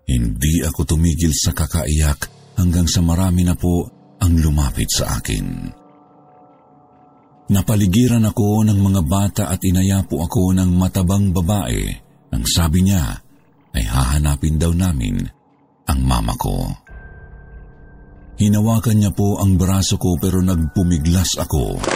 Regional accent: Bicol Region, Philippines; Ako po ay lumaki sa Bicol. Doon na po ako nagdalaga. 30 years old na po ako ngayon. Ang nanay ko po ay taga Tacloban at ang tatay ko po ay Cebuano.

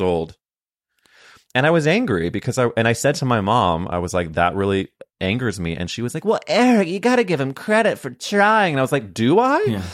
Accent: St. Louis, Missouri, United States; we grew up in St. Louis at different times

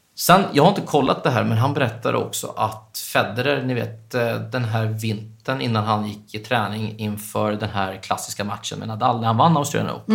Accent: Östergötland, Sweden; moved away as an adult; now in Stockholm, Sweden; jag är uppväxt i Östergötland

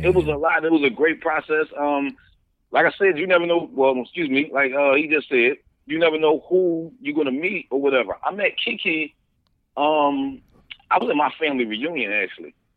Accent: Philadelphia, Pennsylvania, United States; I'm from Philly

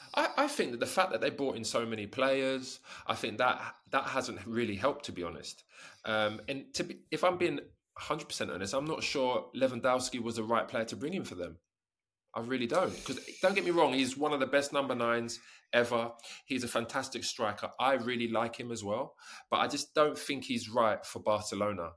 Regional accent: England, United Kingdom; moved away as an adult; also born or lived in Italy / Japan; I'm from England

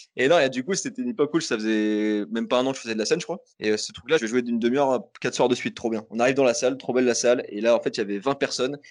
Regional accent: Toulouse, Occitania, France; je suis de Toulouse

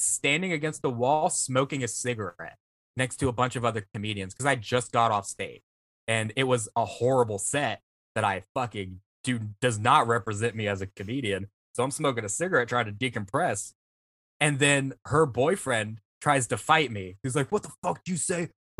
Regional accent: Vancouver, British Columbia, Canada; But listen, I'm from Vancouver.

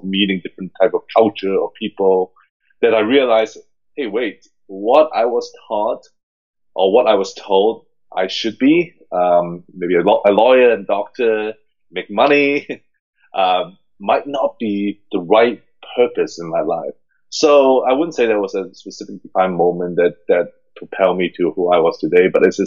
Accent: Hong Kong; English is a second language; now in United States; I grew up in a super small city, especially in a Chinese, kind of British Chinese environment

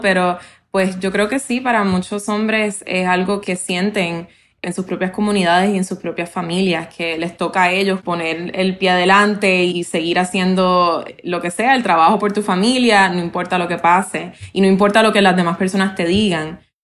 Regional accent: Puerto Rico; now in Florida, United States; ni siquiera votamos por presidente si vives en Puerto Rico

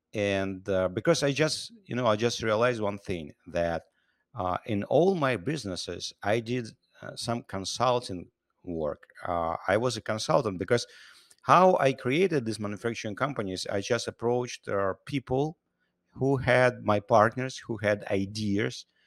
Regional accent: Siberia, Russia; also born or lived in Ukraine / New York, United States; now in United States; I was born in Russia, in Siberia. I'm a Ukrainian citizen.

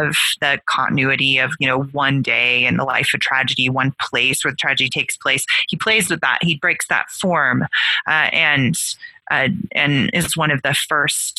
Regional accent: California, United States; I grew up in California

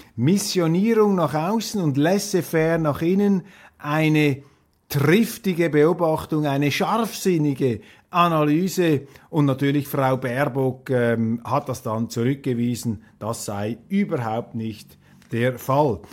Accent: Switzerland; als Schweizer

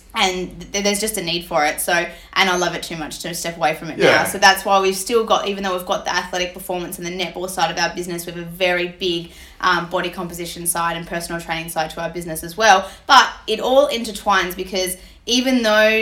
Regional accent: Melbourne, Victoria, Australia; moved away as an adult; I'm from the East Coast, moved here for my master's degree

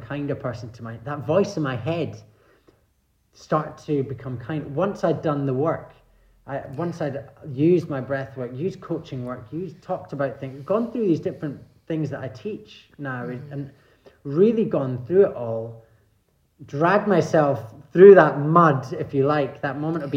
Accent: Scotland, United Kingdom; I grew up in Scotland.

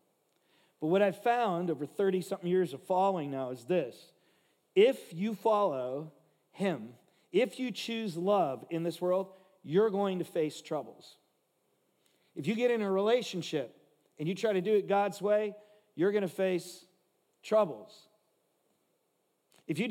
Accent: Los Angeles, California, United States; I grew up in Watts, L.A., if you know what that is, the slums

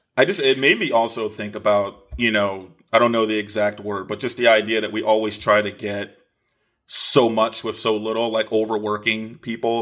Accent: East Coast, United States; now in Los Angeles, United States; I'm from, I'm from the East Coast

